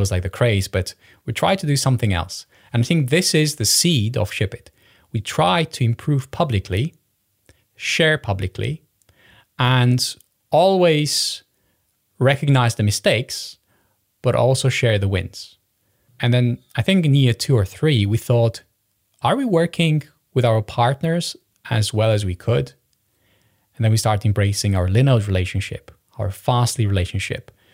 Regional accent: Romania; I was born in Romania

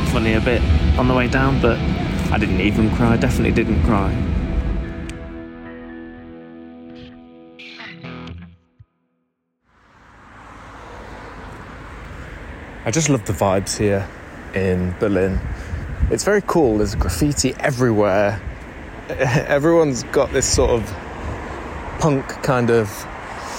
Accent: United Kingdom; Being British

